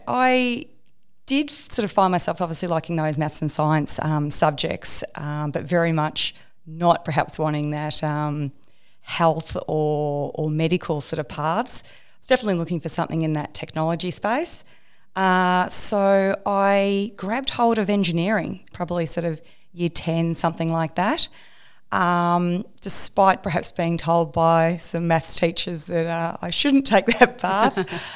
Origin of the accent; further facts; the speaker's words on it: Melbourne, Victoria, Australia; I grew up in Melbourne, so I went to RMIT in Melbourne and did a civil engineering degree.